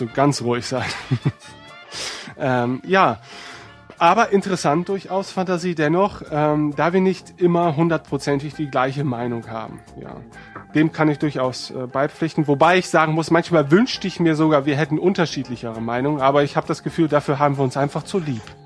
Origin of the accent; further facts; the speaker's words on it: Northern Germany, Germany; wir als Nordlichter